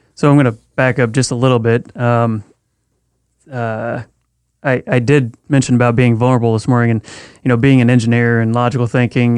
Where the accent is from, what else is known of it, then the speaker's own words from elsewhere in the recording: Missouri, United States; moved away as an adult; now in California, United States; growing up in Missouri for the first 20 years of my life